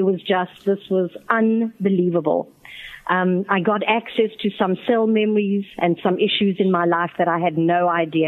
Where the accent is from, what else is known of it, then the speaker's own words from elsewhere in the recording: Johannesburg, Gauteng, South Africa; also born or lived in Botswana / New York, United States; now in Atlanta, United States; I was born in Johannesburg, South Africa. I also lived in Botswana, which is a country just off South Africa's borders. And I immigrated to America in 1976